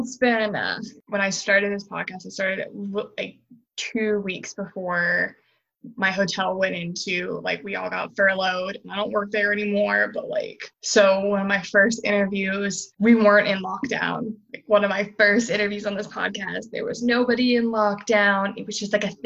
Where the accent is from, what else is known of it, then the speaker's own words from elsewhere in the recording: United States; moved away; My home state is still on fire